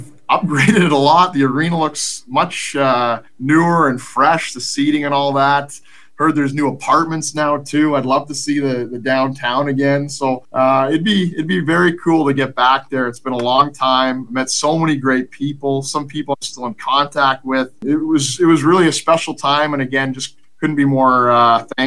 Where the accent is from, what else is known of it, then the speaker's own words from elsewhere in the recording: Vancouver, British Columbia, Canada; also born or lived in United Kingdom; now in Greenville, United States; Vancouver's my hometown.